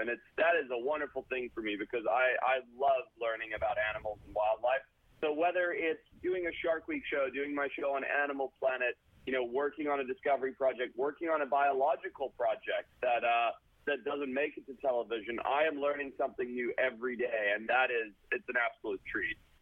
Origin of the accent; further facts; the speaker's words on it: Zimbabwe; now in United States; growing up in Southern Africa and Zimbabwe, coming over to America